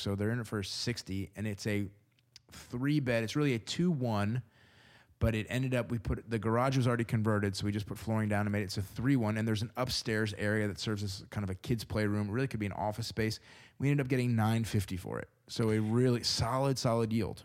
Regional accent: Houston, Texas, United States; now in Tulsa, United States; I was born in Houston

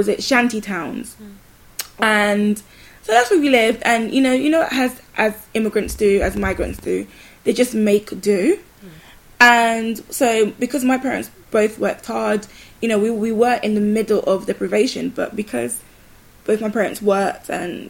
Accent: Lisbon, Portugal; And so I was born in Portugal, and it was a very interesting experience. I have, like, the most nostalgic memories of growing up in Lisbon and the community that I had.

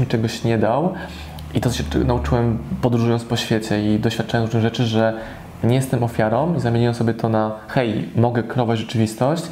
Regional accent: Poland; moved away; w mojej rodzinnej miejscowości

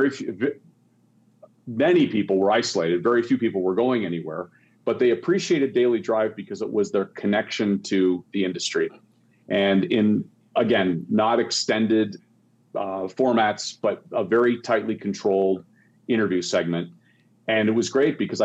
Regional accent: Canada; I grew up in Canada

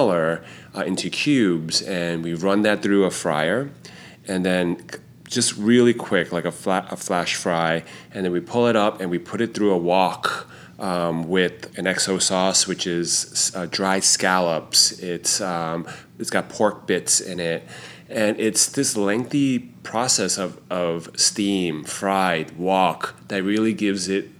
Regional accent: New York, United States; Growing up in Chinatown

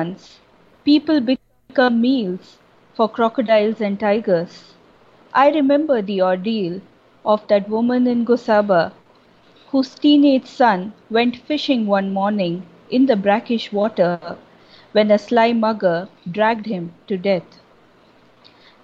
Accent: Kolkata, West Bengal, India; now in Chennai, India; I grew up in Calcutta, so I have plenty of friends there

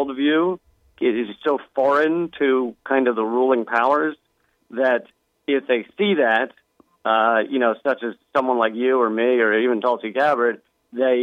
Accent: Richmond, Virginia, United States; growing up in Richmond

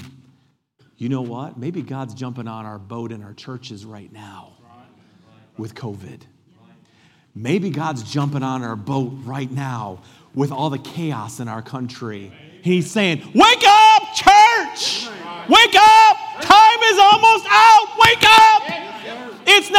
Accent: United States; I'm an American and I love being an American.

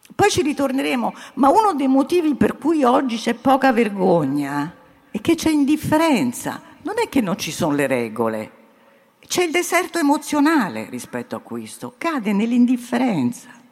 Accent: Italy; also born or lived in United States

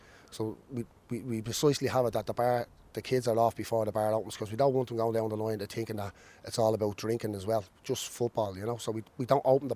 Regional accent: Dublin, Leinster, Ireland; moved away; also born or lived in Ballyfermot, Dublin; I'm from originally from Pimlico

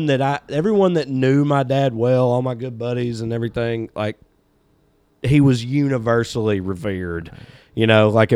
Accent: Celina, Tennessee, United States; moved away as an adult; also born or lived in Cookeville, Tennessee / Knoxville, Tennessee; I grew up in Salina. My dad grew up in Salina.

